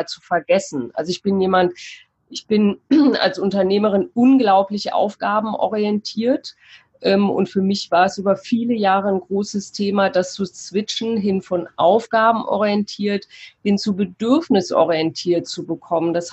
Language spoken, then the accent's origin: German; Cologne, North Rhine-Westphalia, Germany; Ich komme aus Köln, habe dort äh, mein Atelier für Persönlichkeit